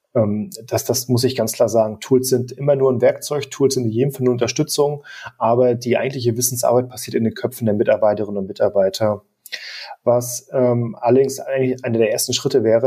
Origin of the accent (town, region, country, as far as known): Germany